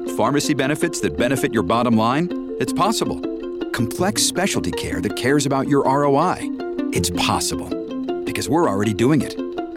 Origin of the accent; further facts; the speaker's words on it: United States; as an American